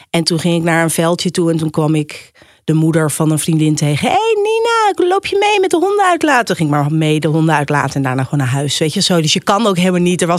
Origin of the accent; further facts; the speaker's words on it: Edam, North Holland, Netherlands; now in Amsterdam, Netherlands; Ik ben opgegroeid in Edam, een klein stadje in eh, Noord-Holland.